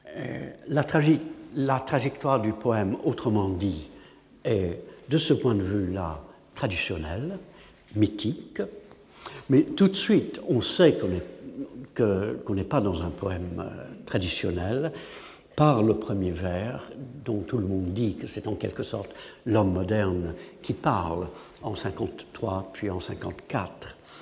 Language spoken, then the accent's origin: French; England, United Kingdom; French is a second language; en tant qu'anglais